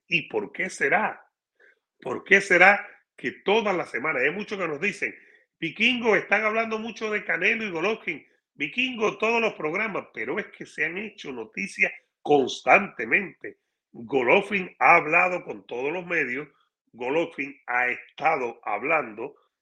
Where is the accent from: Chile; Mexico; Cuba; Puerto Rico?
Cuba; now in United States; para mi país, donde nací